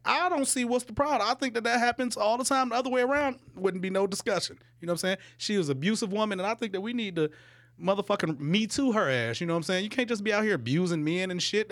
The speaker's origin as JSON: {"language": "English", "town": "Detroit", "region": "Michigan", "country": "United States", "tie": "born or raised there", "said": "I grew up in Detroit"}